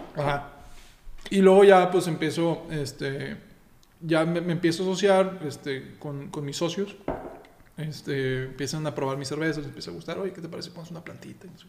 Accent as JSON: {"language": "Spanish", "region": "Texas", "country": "United States", "tie": "born or raised there", "moved": "yes", "lives_now": "Mexico", "said": "soy mexicano y soy americano, yo nací en Texas"}